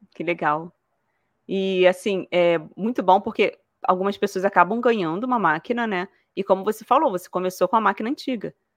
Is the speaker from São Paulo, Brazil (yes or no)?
no; Rio de Janeiro, Brazil; accent: carioca; now in Toledo, Brazil; Eu morava no Rio de Janeiro